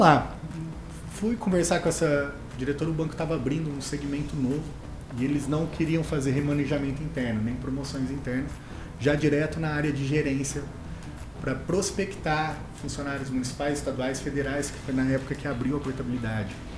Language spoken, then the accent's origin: Portuguese; Mococa, São Paulo, Brazil; accent: interior de São Paulo; also born or lived in Jardinópolis; now in Ribeirão Preto, Brazil; sou natural de Mococa, mas moro em Ribeirão Preto já há um tempo. Morei em algumas cidades como Jardinópolis, enfim, tudo interior ali de São Paulo. Por isso do sotaque